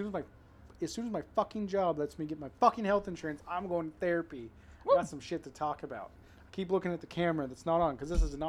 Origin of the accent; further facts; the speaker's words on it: Canby, Oregon, United States; We've grown up in where we grew up in Canby, Oregon.